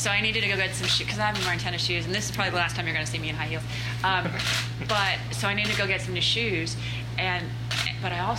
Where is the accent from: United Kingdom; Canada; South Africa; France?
United Kingdom; Scotland; now in United States; Uh, Scotland. Scotland.